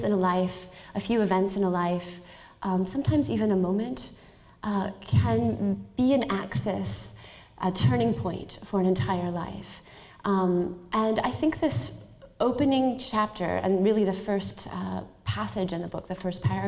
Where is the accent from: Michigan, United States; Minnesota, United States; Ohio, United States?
Minnesota, United States; Minneapolis–Saint Paul; moved away as an adult; also born or lived in Los Angeles, California; I grew up in the Twin Cities, and I grew up riding my bike in the summers